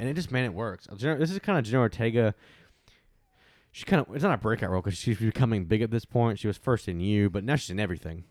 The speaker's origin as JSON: {"language": "English", "region": "Texas", "country": "United States", "said": "I'm a Texan"}